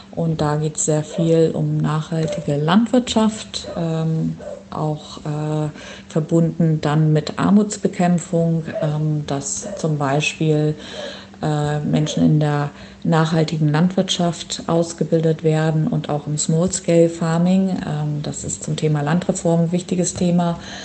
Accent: Schleswig-Holstein, Germany; moved away as an adult; also born or lived in Göttingen / Ireland / Oldenburg; Ich bin geboren in Schleswig-Holstein und dort auch aufgewachsen

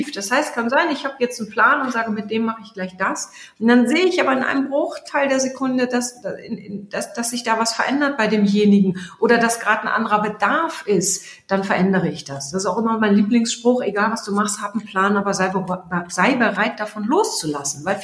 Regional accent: Germany; Jetzt bin ich aus Friese, aus Friese reden gar nicht so viel.

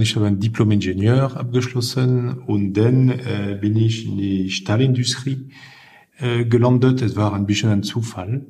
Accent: Lille, Hauts-de-France, France; German is a second language; now in Germany; ich komme aus äh, Norden Frankreich, aus Lille

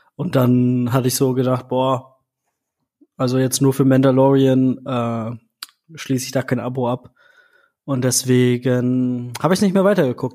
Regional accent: Germany; bei uns in Deutschland

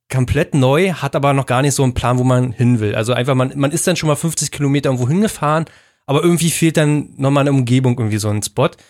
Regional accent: Brandenburg, Germany; die so typisch Brandenburg sind für mich. Ja, so Heimat letzten Endes, weil es ja in der Ecke ist, wo ich aufgewachsen bin.

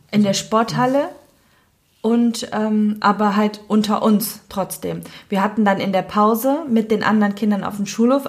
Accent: Cologne, North Rhine-Westphalia, Germany; ich bin in Köln geboren, ich bin ein kölsches Mädchen, ich bin auch ähm, komplett in Köln aufgewohnt, äh, aufgewachsen natürlich

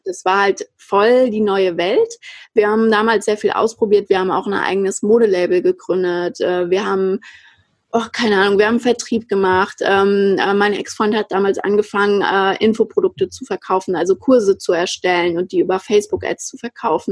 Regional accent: Frankfurt, Hesse, Germany; Ich bin ja aus Frankfurt und in Frankfurt auch aufgewachsen

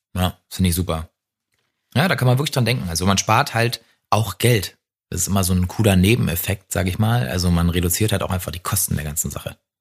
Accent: Potsdam, Brandenburg, Germany; aus meiner Heimatstadt Potsdam

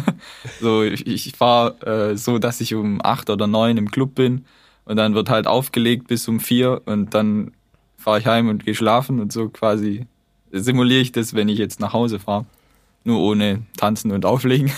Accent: Tübingen, Baden-Württemberg near Reutlingen, Germany; accent: Swabian; moved away as an adult; now in Hamburg, Germany; ich komme eigentlich aus Baden-Württemberg bei Reutlingen, Tübingen

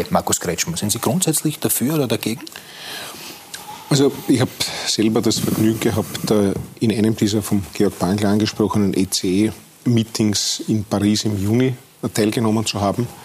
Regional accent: Austria; Wir sind ja dort auch als Österreicher ganz gut vertreten.

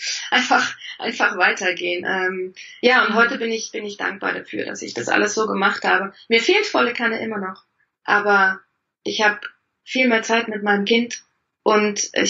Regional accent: East Germany, Germany; Ich komme aus dem Osten, da haben die Frauen das auch

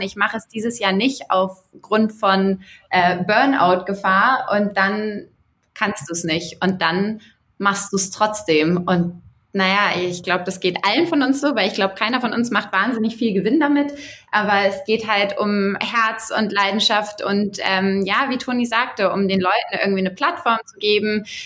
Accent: Hamburg, Germany; now in Augsburg, Germany; ich bin ursprünglich aus Hamburg, aber lebe in Augsburg

